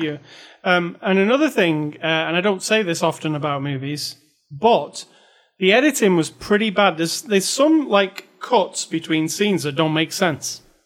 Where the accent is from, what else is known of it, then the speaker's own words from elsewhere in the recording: United Kingdom; I'm a British person